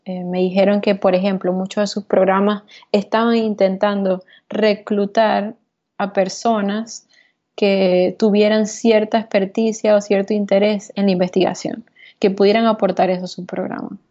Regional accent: Venezuela; moved away as an adult; also born or lived in Texas; now in New York, United States; la experiencia que vivía en Venezuela, la experiencia que vivía en mi país

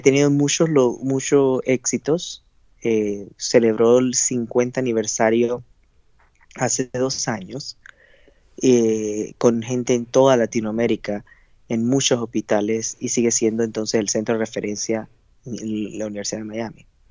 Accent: Panama; moved away as an adult; now in United States; en mi país no había residencia de endocrinología

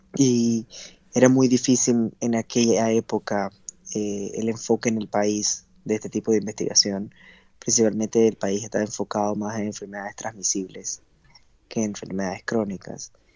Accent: Panama; moved away as an adult; now in United States; en mi país no había residencia de endocrinología

